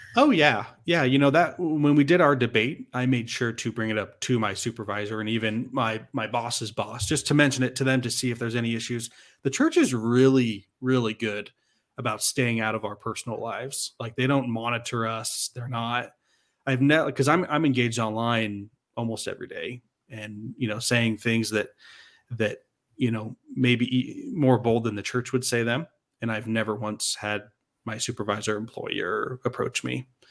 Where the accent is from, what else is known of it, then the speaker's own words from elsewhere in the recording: Arizona, United States; I'm from Arizona, but I served a full-time mission in Salt Lake City